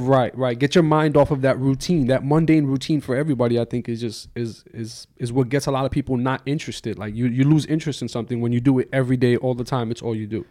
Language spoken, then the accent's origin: English; New York, United States; New York wasn't really like a big hockey town